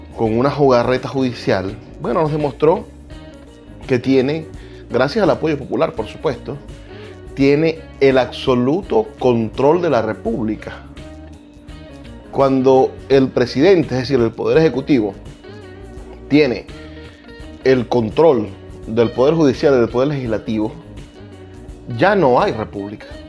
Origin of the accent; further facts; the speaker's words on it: Venezuela; lo que nos une, por ejemplo, como venezolanos